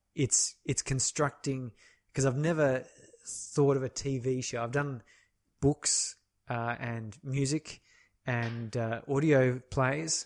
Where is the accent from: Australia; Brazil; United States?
Australia; as an Australian